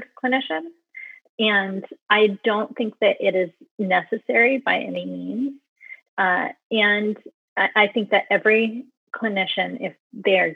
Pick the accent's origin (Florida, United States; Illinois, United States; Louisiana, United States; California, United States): California, United States; now in New York, United States; I'm a California girl at heart